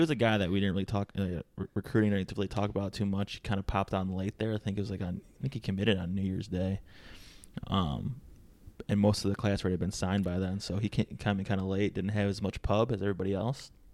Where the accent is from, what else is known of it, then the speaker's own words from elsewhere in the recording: Detroit, Michigan, United States; I'm from the Metro Detroit area